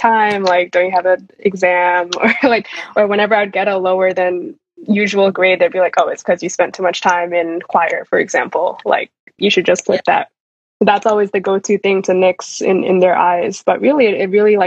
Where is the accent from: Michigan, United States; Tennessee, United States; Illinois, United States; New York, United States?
New York, United States; moved away as an adult; I was born and raised here, but I went to a really crappy public school in New York